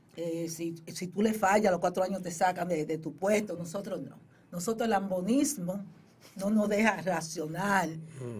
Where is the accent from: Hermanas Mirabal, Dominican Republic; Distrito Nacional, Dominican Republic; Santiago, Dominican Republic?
Distrito Nacional, Dominican Republic; Boca Chica; now in New York, United States; yo soy de Boca Chica, primeramente me decís, decir, yo soy de Boca Chica